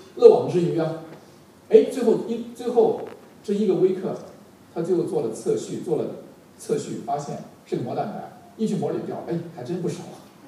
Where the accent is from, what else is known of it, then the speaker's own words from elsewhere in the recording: Henan, China; 我们荷兰人都这样，比较执着